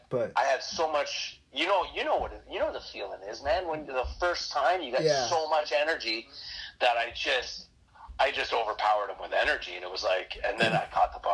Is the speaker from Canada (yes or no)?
yes; New Brunswick, Canada; moved away as an adult; also born or lived in Windsor, Ontario; I grew up in New Brunswick